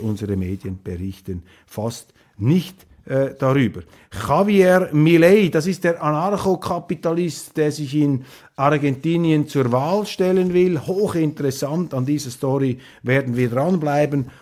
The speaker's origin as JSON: {"language": "German", "country": "Switzerland", "said": "hier als Schweizer, äh, jenseits der Landesgrenze"}